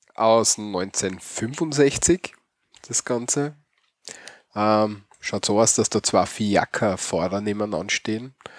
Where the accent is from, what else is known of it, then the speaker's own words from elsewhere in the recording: Austria; bei uns in Österreich